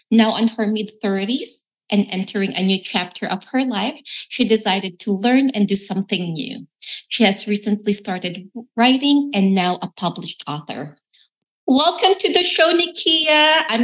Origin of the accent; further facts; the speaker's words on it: Philippines; it's almost like you know, a stereotype of like, you know, be a nurse as a Filipino. And as you have shared, it's really more of because of the necessity.